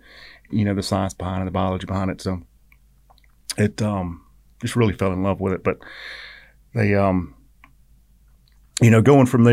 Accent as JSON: {"language": "English", "town": "Savannah", "region": "Georgia", "country": "United States", "tie": "born or raised there", "also_born_or_lived": "Statesboro, Georgia", "said": "I grew up in Savannah up until 80, 81"}